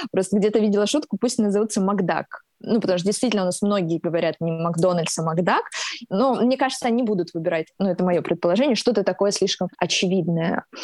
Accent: Rostov-on-Don, Rostov Oblast, Russia; Я родилась в Ростове и выросла здесь

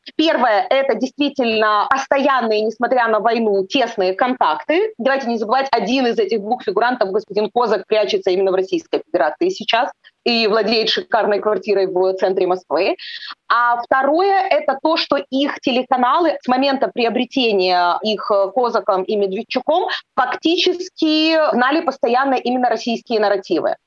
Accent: Odesa, Odesa Oblast, Ukraine; я живу на юге, да, я из Одессы

